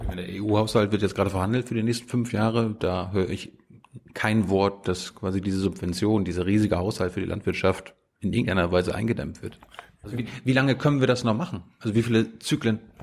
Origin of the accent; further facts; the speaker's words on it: Mecklenburg-Vorpommern, Germany; Ich bin in Mecklenburg aufgewachsen